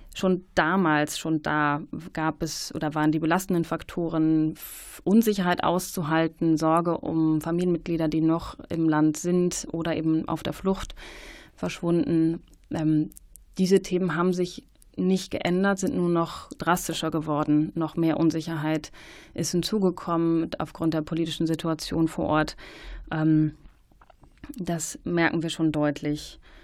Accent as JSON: {"language": "German", "country": "Germany", "said": "uns als ähm, ja, Deutsche"}